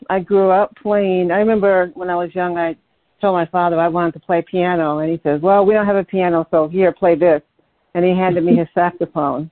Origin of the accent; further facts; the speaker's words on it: Detroit, Michigan, United States; now in New York, United States; I'm originally originally from Detroit, Michigan. That's my hometown